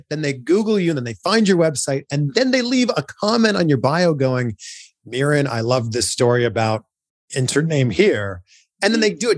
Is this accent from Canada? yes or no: yes; Toronto, Ontario, Canada; now in Los Angeles, United States; I grew up in Toronto.